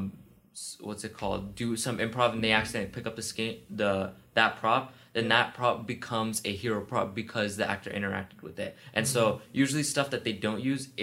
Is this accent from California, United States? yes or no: yes; Orange County, California, United States; growing up in Orange County